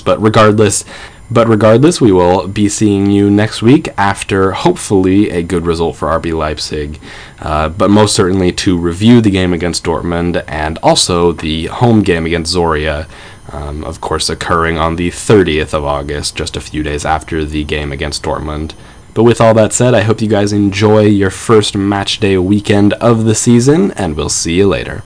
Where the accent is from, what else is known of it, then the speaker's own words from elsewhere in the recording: United States; I am American